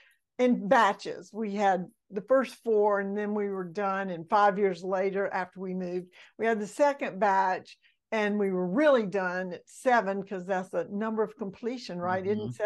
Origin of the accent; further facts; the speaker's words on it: Mississippi, United States; born there; also born or lived in Alabama / Georgia / Florida; So I was born in Mississippi, and I've lived in Alabama and two places in Georgia and two places in Florida.